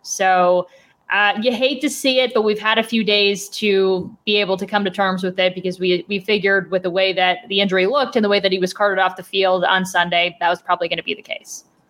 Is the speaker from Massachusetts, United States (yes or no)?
no; Cleveland, Ohio, United States; moved away as an adult; now in Arizona, United States; I am from the Cleveland area